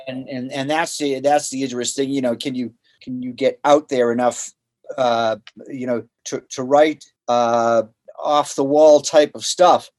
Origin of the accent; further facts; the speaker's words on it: Boston, Massachusetts, United States; moved away; I'm from Boston originally